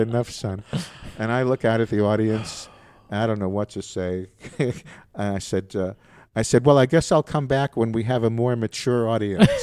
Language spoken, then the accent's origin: English; New York City, New York, United States; moved away as an adult; also born or lived in Alabama; I grew up in New York, in the Bronx